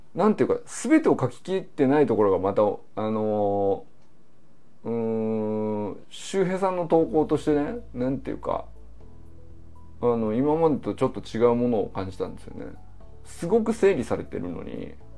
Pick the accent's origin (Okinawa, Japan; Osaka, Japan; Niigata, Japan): Niigata, Japan; moved away as an adult; also born or lived in Kyoto; 僕もね新潟出身生まれは京都なんですけどもまあほぼ2歳から18歳までね新潟で育ってる